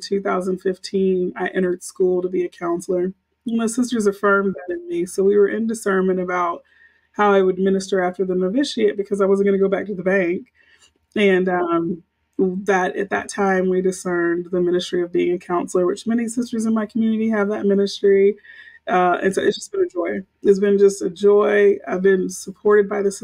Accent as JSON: {"language": "English", "town": "Houston", "region": "Texas", "country": "United States", "tie": "born or raised there", "said": "Grew up in Houston, grew up Baptist"}